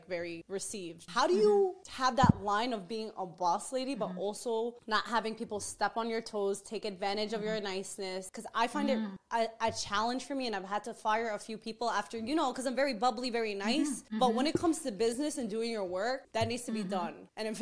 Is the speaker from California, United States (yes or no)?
no; New York City, New York, United States; I grew up in Queens, New York, where everybody was a savage